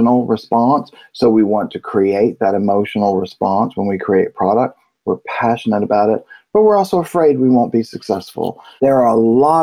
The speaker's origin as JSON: {"language": "English", "region": "Virginia", "country": "United States", "said": "I'm from Virginia, so my English is terrible."}